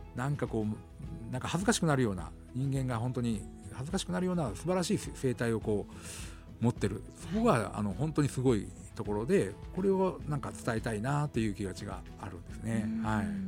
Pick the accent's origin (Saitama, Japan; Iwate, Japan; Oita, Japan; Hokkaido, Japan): Hokkaido, Japan; Kushiro; 地元の釧路